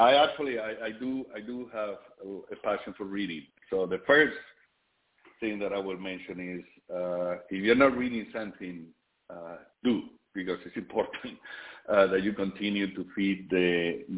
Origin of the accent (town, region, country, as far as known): Spain; born or raised there; now in United States